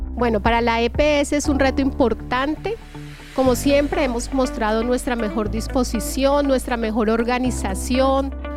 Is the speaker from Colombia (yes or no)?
yes; Colombia; nosotros como colombianos